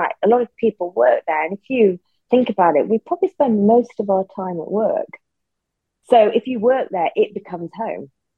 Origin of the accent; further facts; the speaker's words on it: Newcastle, North East England, United Kingdom; also born or lived in Sunderland / Durham / Soho, London; now in London, United Kingdom; I was born in Sunderland, went to school in Durham, and grew up in Newcastle